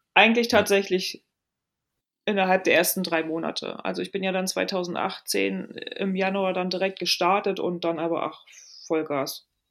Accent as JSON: {"language": "German", "town": "Rostock", "region": "Mecklenburg-Vorpommern", "country": "Germany", "tie": "born or raised there", "also_born_or_lived": "Lübeck / Altes Land (Stade)", "moved": "yes", "lives_now": "Hamburg, Germany", "said": "Gebürtige Rostockerin und ähm, ja, ich bin in Mecklenburg-Vorpommern aufgewachsen"}